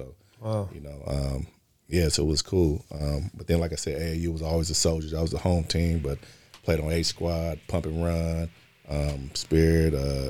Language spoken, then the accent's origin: English; Oakland, California, United States; also born or lived in Los Angeles; I grew up in Oakland and in LA.